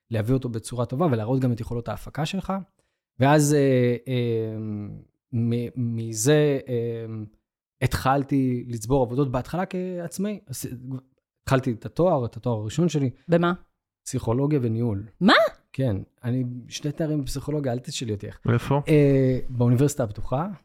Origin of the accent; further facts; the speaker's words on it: Beersheba, Southern District, Israel; אני גדלתי בבאר שבע